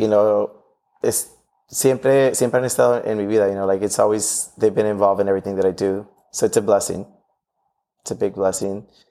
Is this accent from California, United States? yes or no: yes; Los Angeles, California, United States; growing up in Watts